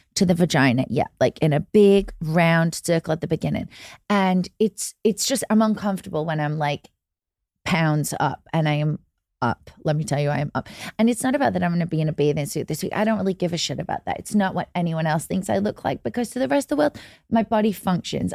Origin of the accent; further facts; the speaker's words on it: England, United Kingdom; moved away; I grew up in England